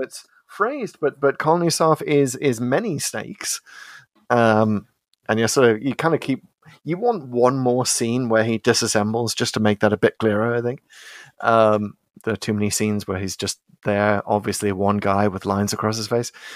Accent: United Kingdom; I'm British

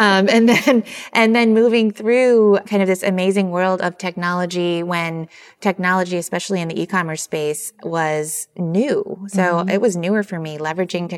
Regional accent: Michigan, United States; I grew up in Michigan, so extremely humble beginnings.

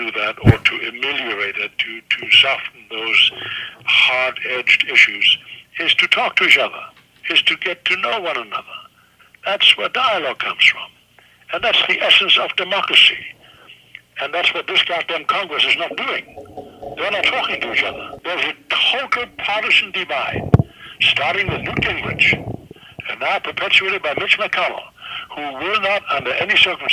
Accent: Germany; first language German; English is a second language; also born or lived in New York; now in United States; I was born in Nazi Germany

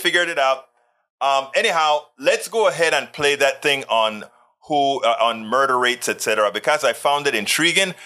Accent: Coco Solo, Panama; I was born in Panama

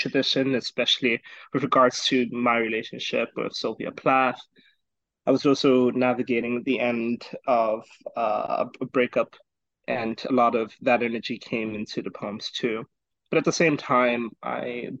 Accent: Botswana; now in United States; I'm originally from Botswana

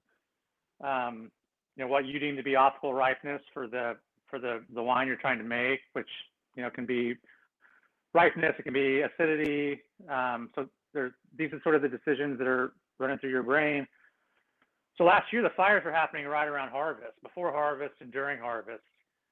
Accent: Kansas, United States; now in Sonoma, United States; I grew up in Kansas, so I'm used to big thunderstorms and tornadoes and all that stuff.

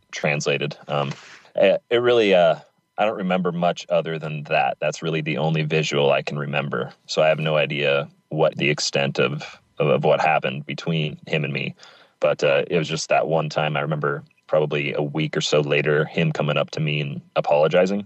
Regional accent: Pacific Northwest, United States; I grew up in the Pacific Northwest and lived here all my life

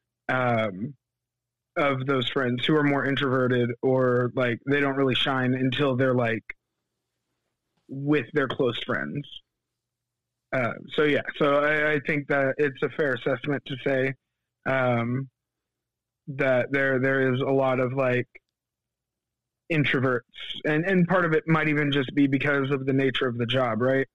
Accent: Fayetteville, North Carolina, United States; now in Wendell, United States; I'm from Fayetteville, North Carolina, which is where Fort Bragg is

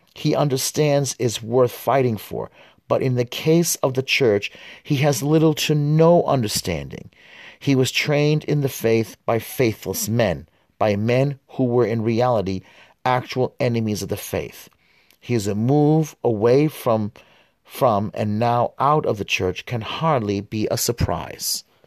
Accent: United States; also born or lived in West Bank; I was born here in the United States.

